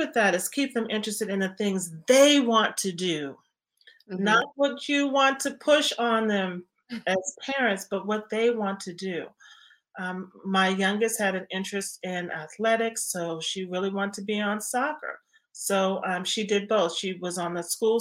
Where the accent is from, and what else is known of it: Washington, District of Columbia, United States; born or raised there